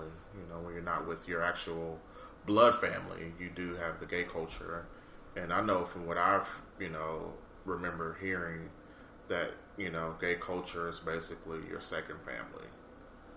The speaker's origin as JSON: {"language": "English", "town": "Houston", "region": "Texas", "country": "United States", "said": "I am from Houston, the Bayou City."}